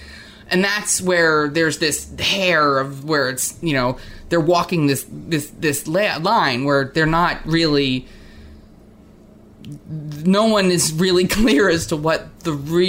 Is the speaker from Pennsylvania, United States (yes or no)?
no; New Jersey, United States; And I came from New Jersey, where, like, the liquor stores are like, you know, grocery stores.